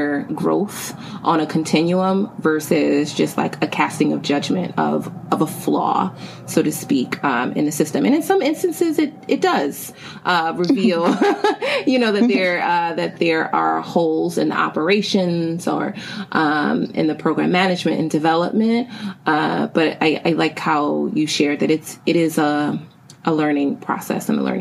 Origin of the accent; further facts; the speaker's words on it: New York City, New York, United States; the Bronx, my hometown and home borough